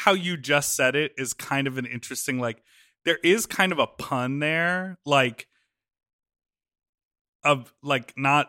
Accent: Mexico; I grew up watching you in Mexico.

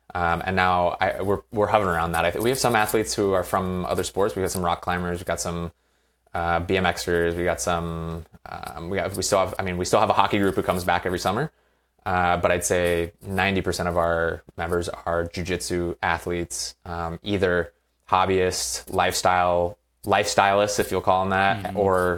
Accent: Virginia, United States; now in California, United States; I played growing up in Virginia on the East Coast. And when I was done playing, I moved out here to California

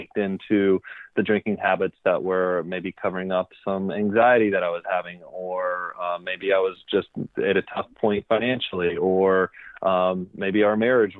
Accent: Fayetteville, North Carolina, United States; moved away as an adult; now in San Diego, United States; I'm originally from Fayetteville, North Carolina. I was born on the East Coast, spent some time there until I was about 22 to 23 years old.

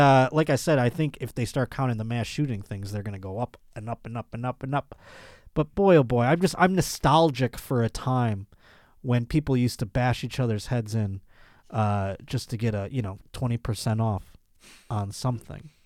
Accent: Buffalo, New York, United States; moved away; my hometown, Buffalo, New York

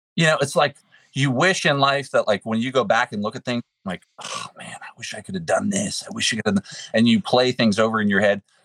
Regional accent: Pittsburgh, Pennsylvania, United States; now in West Virginia, United States; I'm from Pittsburgh originally.

